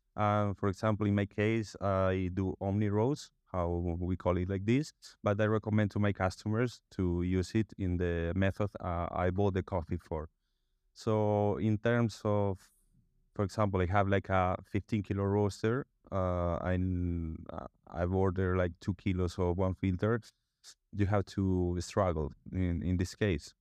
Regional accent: A Coruña, Galicia, Spain; also born or lived in London; now in Barcelona, Spain; I'm based here in Barcelona, but I'm from La Coruña, northwest of, of Spain

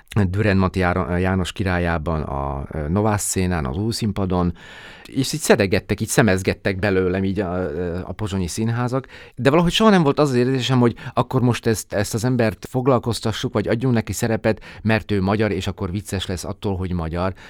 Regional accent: Slovakia; mind a hárman szlovákiai magyarok vagyunk

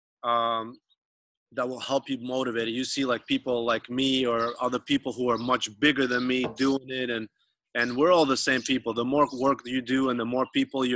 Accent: New York, United States; accent: New York; now in Southern California, United States; I'm originally from New York

